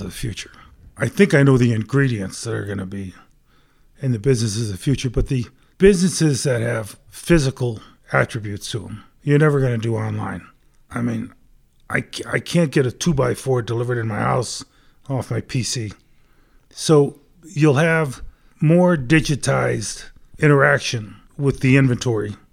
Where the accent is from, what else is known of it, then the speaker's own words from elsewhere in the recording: right outside of Hartford, Connecticut, United States; moved away as an adult; now in Denver, United States; Grew up back in Connecticut, right outside of Hartford.